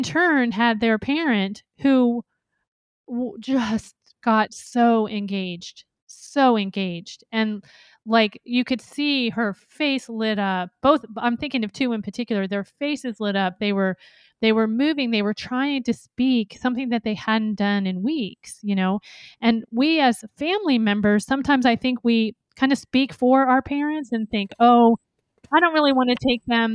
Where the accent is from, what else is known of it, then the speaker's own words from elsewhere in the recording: Bowie, Maryland, United States; Sean and I grew up in Maryland. We grew up in Bowie, Maryland